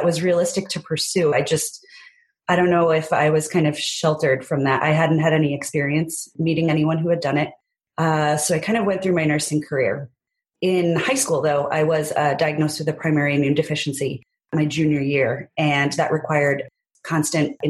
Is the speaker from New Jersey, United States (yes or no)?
yes; New Jersey, United States; I was born and raised in New Jersey